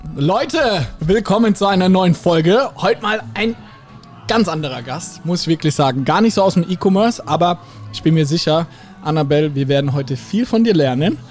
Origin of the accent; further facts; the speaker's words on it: Ladenburg, Baden-Württemberg, Germany; ich komme aus Ladenburg